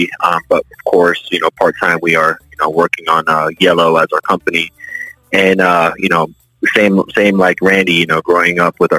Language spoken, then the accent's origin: English; Orlando, Florida, United States; I was actually born and raised here in Orlando. I'm a native.